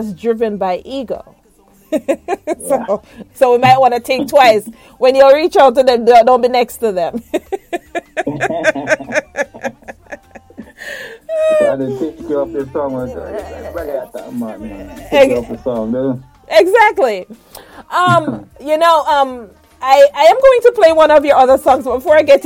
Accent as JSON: {"language": "English", "country": "Jamaica", "said": "I'm a Jamaican"}